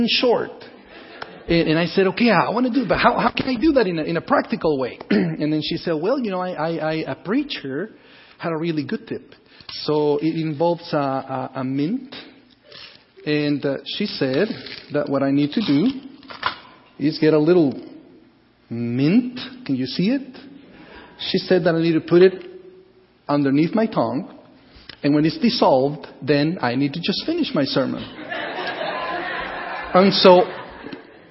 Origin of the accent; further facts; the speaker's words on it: Guatemala; moved away as an adult; also born or lived in Costa Rica; I was born in Guatemala